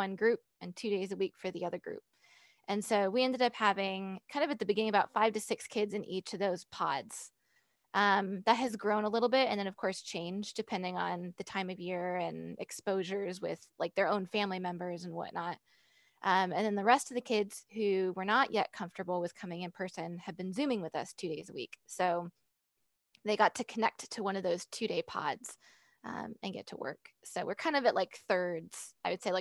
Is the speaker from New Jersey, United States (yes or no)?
no; San Jose, California, United States; also born or lived in Ohio / Michigan; now in North Carolina, United States; I was born in San Jose, California. So I was born way on the other side of the country. So I was born and raised there